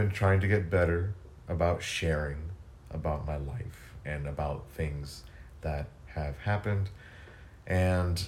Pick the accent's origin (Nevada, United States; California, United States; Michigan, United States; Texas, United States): Texas, United States; now in Atlanta, United States; I grew up in Texas. It was, like, in between San Antonio and Johnson City